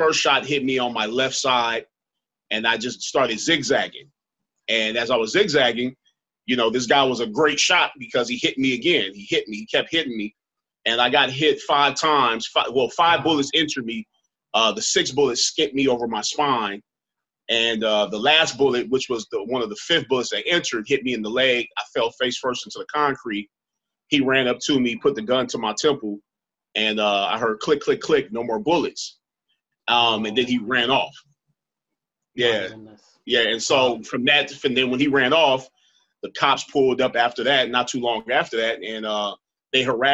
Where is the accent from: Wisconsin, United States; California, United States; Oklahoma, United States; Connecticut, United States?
California, United States; Los Angeles; And I'm from Los Angeles.